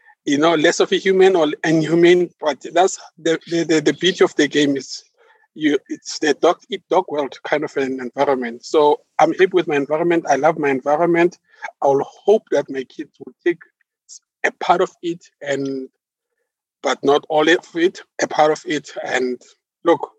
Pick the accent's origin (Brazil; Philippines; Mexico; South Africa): South Africa; East Rand, Gauteng; I'm born and bred in Gauteng, East Rand to be exact